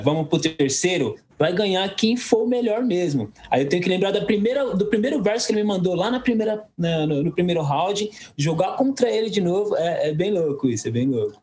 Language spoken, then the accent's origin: Portuguese; Guarulhos, São Paulo, Brazil; Sou, nós somos do Soberana, São João, Pimentas é outro lado da Dutra